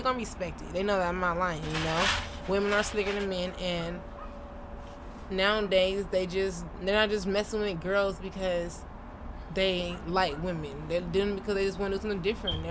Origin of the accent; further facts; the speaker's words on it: New Orleans, Louisiana, United States; moved away; I'm originally from New Orleans